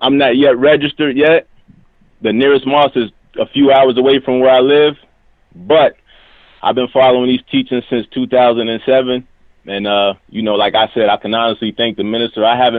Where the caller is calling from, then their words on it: Erie, Pennsylvania, United States; I'm from Erie, Pennsylvania.